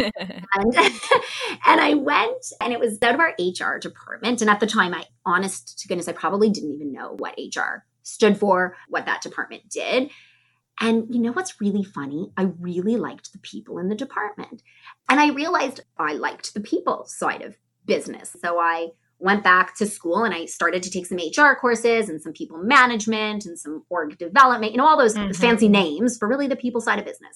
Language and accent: English; Toronto, Ontario, Canada; moved away as an adult; now in Chicago, United States; I grew up in Toronto, Canada. So I'm a Canadian girl, moved to Chicago about 8 years ago